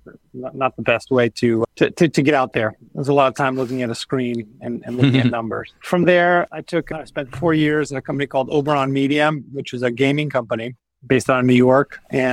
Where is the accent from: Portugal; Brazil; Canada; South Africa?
Portugal; Lisbon; now in United States; I was born and raised in Lisbon in Portugal. And then I moved to the U.S. because my parents became diplomats for Portugal. So we traveled around the world.